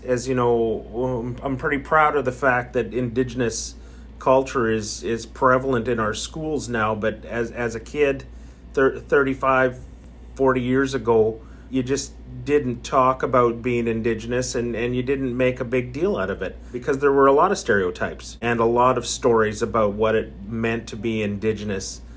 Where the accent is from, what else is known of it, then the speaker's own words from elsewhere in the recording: Abbotsford, British Columbia, Canada; also born or lived in Cache Creek, British Columbia; I come from the Bonaparte First Nation in Cache Creek, British Columbia, but grew up in Abbotsford, went to school in Abbotsford